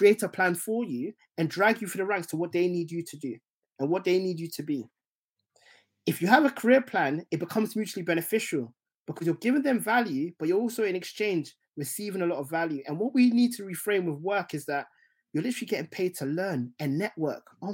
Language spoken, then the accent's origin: English; London, United Kingdom; also born or lived in Essex; growing up in Tottenham initially